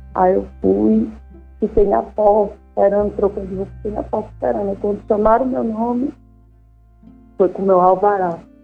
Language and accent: Portuguese; Arapiraca, Alagoas, Brazil; also born or lived in Maceió; eu nasci aqui em Maceió, com sete anos de idade, fui morar em Arapiraca e morei lá boa parte da minha vida